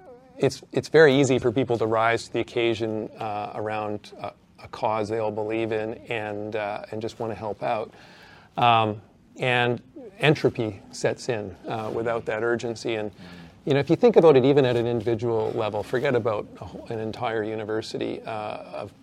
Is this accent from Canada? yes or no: yes; Canada; now in Australia; as the Canadian